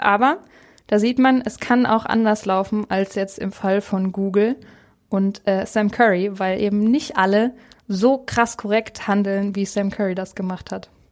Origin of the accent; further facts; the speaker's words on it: Germany; Bei uns in Deutschland